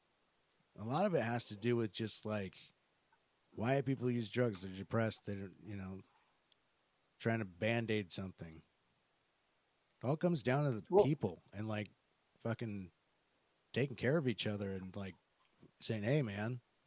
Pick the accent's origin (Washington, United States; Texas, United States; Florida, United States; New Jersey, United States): Washington, United States; Tacoma; we grew up in Tacoma.